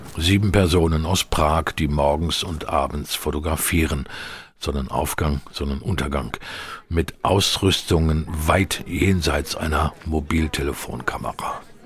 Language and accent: German; Hanover, Lower Saxony, Germany; groß geworden in Hannover